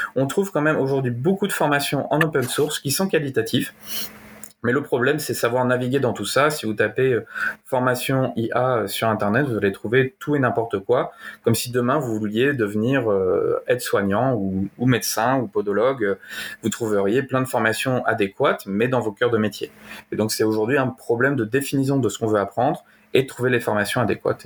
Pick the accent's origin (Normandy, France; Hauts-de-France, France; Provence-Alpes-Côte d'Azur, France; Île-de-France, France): Normandy, France; also born or lived in Canada / Belgium; je suis normand, je suis dans un petit village de 300 habitants